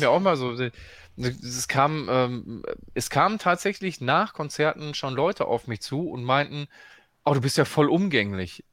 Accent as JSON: {"language": "German", "town": "Dortmund", "region": "North Rhine-Westphalia", "country": "Germany", "said": "ich komme ja aus Dortmund"}